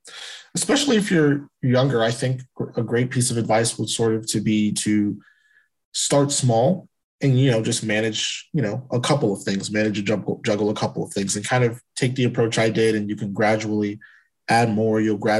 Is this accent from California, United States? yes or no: no; Tennessee, United States; born there; also born or lived in Europe / Asia / Alaska; I was born in Tennessee, and I floated around throughout the South. I've lived in Europe, I've lived in Asia